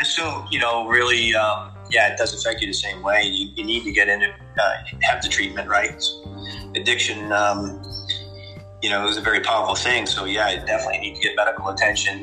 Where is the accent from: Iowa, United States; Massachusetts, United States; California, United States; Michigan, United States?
Massachusetts, United States; Boston; now in Buffalo, United States; I'm originally from Boston, Massachusetts, and um, I currently reside with my family in Buffalo, New York.